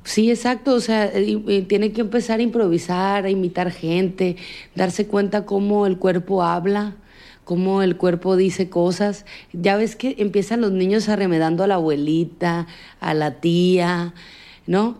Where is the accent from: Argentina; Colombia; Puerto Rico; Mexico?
Mexico; Sinaloa; en mi tierra